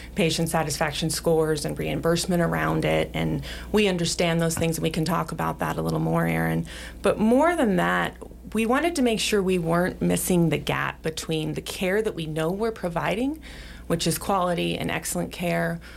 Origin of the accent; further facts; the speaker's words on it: Sheridan, Wyoming, United States; also born or lived in Billings, Montana / Arizona; I grew up here in Sheridan